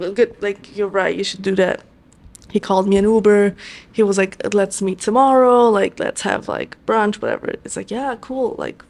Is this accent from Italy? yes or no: yes; Italy; now in New York, United States; Mind you, I come to New York from Italy.